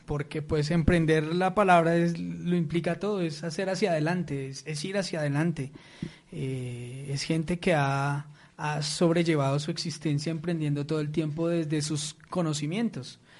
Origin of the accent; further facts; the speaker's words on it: Colombia; Entonces, para mí estas personas tienen totalmente la calificación de emprendedores, ¿cierto? Eh, como colombianos.